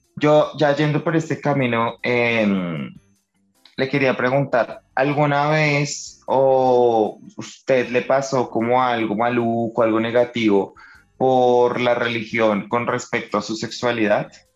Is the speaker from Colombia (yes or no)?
yes; Colombia; nacimos en Colombia